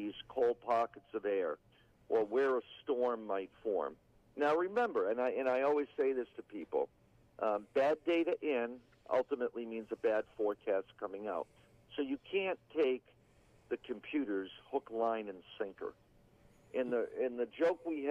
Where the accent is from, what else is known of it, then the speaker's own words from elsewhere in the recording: Georgetown, Massachusetts, United States; also born or lived in East Otis, Massachusetts / New York / Springfield, Massachusetts; I grew up outside of Boston, up on the northern suburbs, a small town of Georgetown